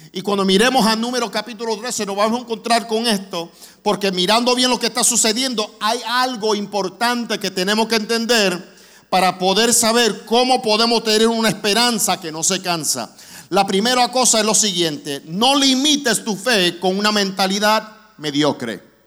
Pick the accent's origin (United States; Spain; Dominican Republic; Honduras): United States; New York City, New York; also born or lived in Orlando, Florida; now in Springfield, Missouri, United States; yo me crié en la iglesia en Brooklyn